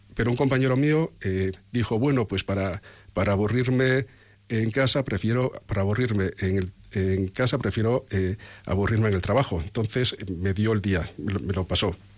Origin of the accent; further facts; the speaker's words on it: O Carballiño, Galicia, Spain; moved away; Es cierto que os he dicho que soy do carballeño, pero yo como eh, soy el mayor de mis hermanos, y antes no se nacía en los hospitales. Mi hermano Eduardo sí que nació en un hospital, pero yo nací en el pueblo